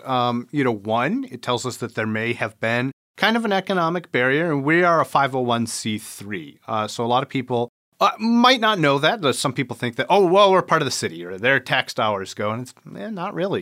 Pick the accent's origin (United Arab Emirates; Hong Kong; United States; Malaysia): United States; Port Huron, Michigan; also born or lived in Dearborn, Michigan; back here in Port Huron, my hometown, where all my folks were still